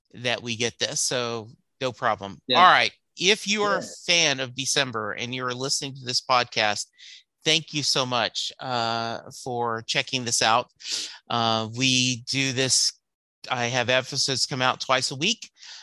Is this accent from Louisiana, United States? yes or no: yes; Louisiana, United States; I grew up in Louisiana, and so I've never seen that live